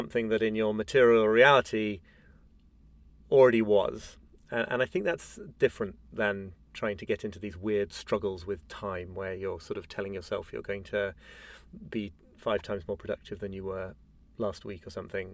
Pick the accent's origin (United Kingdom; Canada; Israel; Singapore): United Kingdom; as a Brit